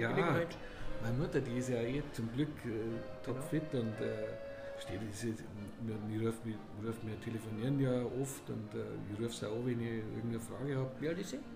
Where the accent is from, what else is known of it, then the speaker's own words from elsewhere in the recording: Munich, Bavaria, Germany; Meine Heimat München ist für mich. Heimat durch und durch. Ich möchte nie woanders leben.